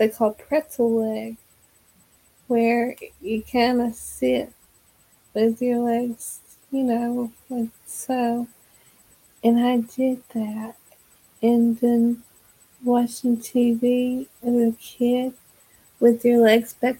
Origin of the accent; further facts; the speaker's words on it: Texas, United States; I'm from Texas.